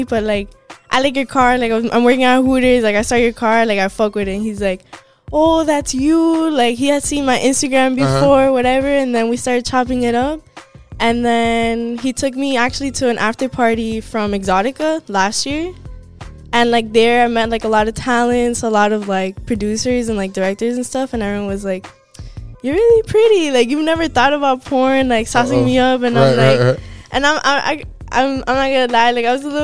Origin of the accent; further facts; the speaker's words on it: Miami, Florida, United States; I was born in Miami